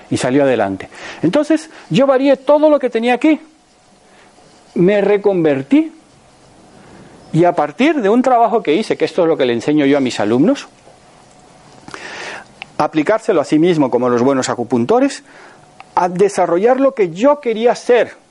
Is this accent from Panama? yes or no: yes; Panama; now in Spain; Cuando yo salí de Panamá hace 48 años, nadie bebía agua embotellada. Y ahora todo el mundo bebe agua embotellada. Aquí en España estaba agua de solares y lanjarón y para de contar.